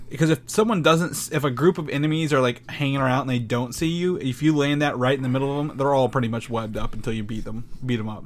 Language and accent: English; near Louisville, Indiana, United States; I grew up near Louisville